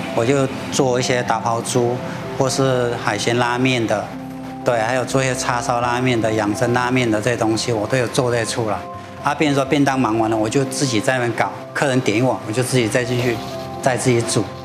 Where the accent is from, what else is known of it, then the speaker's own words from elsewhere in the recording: Chiang Mai area, Thailand; moved away as an adult; now in Kaohsiung, Taiwan; 在泰国清迈的地区，就是我们孟晚春那边